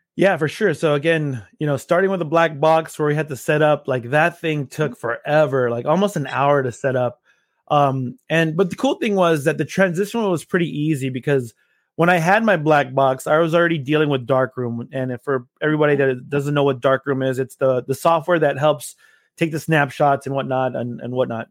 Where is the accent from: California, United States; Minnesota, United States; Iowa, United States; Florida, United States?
California, United States; Los Angeles; moved away as an adult; now in Austin, United States; I am originally from Los Angeles, California